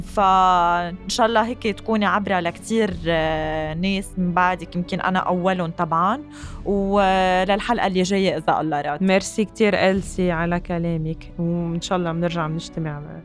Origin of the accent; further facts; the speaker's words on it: Lebanon; ونحن كشعب لبناني